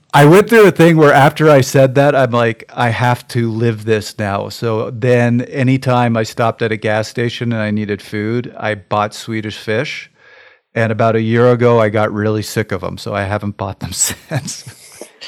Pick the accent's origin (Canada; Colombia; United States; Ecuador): Canada; being Canadian